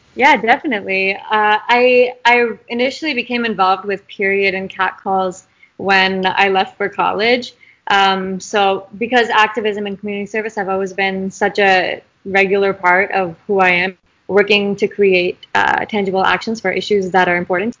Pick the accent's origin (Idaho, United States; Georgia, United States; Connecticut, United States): Idaho, United States; I'm from Idaho. I don't know if we mentioned that yet, which is uh, not the bluest state out there. Um, so growing up here has been a really interesting dynamic